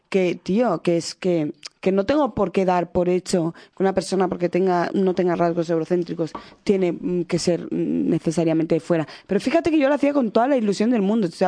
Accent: Equatorial Guinea; Y si encima yo sospechaba que podía ser de Guinea Ecuatorial, de mi país, ay, ¿de dónde eres?

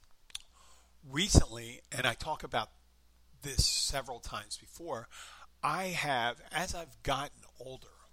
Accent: Philadelphia, Pennsylvania, United States; I was going to college in my hometown and I lived in the far northeastern corner of the city, my home was, but I lived on campus

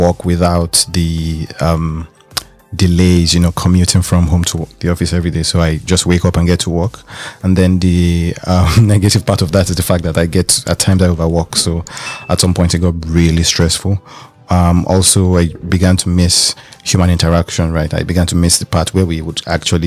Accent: Lagos, Nigeria; moved away as an adult; also born or lived in Ile-Ife, Nigeria; now in Berlin, Germany; I was born in Lagos, Nigeria.

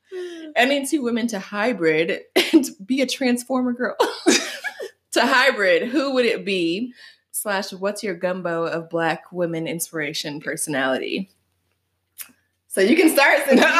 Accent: Algonquin, Illinois, United States; accent: Algonquin; I have this fucking Algonquin accent.

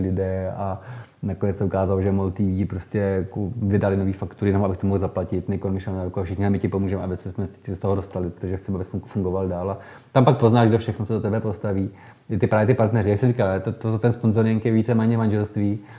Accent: Holice, Pardubice Region, Czechia; já pocházím z Holic, super Pardubic, z rodiště doktora Emila Holuba

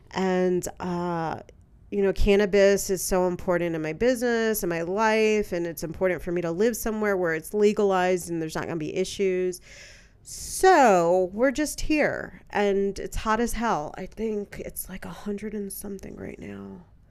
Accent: San Francisco, California, United States; moved away; I'm born and raised in San Francisco, California. You know, that's my hometown

